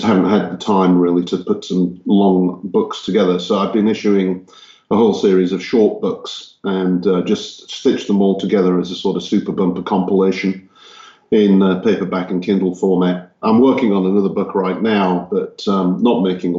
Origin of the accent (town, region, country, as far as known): Hull, Yorkshire and the Humber, United Kingdom; born or raised there; moved away as an adult; also born or lived in Texas, United States; now in Czech Republic